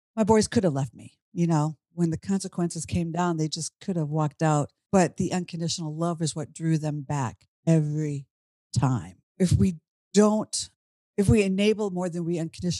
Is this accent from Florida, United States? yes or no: no; Minnesota, United States; moved away as an adult; now in Washington, D.C., United States; I grew up in Minnesota. I'm now in Washington, D.C.